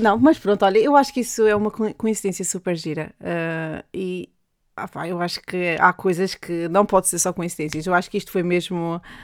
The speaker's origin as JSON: {"language": "Portuguese", "region": "Madeira", "country": "Portugal", "accent": "Madeiran", "moved": "yes", "lives_now": "England, United Kingdom", "said": "meu sotaque madeirense"}